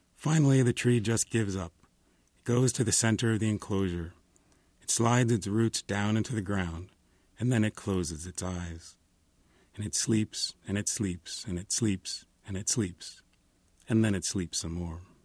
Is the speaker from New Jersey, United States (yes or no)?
yes; New Jersey, United States; now in Los Angeles, United States; I'm from New Jersey, but I've lived in Los Angeles a long time